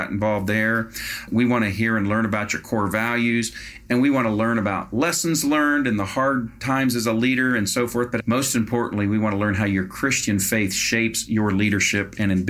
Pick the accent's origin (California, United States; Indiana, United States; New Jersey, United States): Indiana, United States; Indianapolis; my hometown of Indianapolis, Indiana